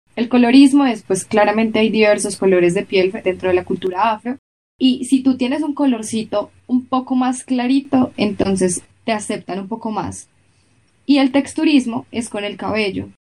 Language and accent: Spanish; Colombia; en Colombia, aunque hay muchísima comunidad afro